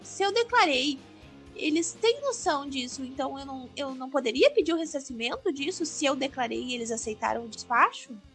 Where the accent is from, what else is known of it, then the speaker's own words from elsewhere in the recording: Gaúcha, Rio Grande do Sul, Brazil; eu sou gaúcha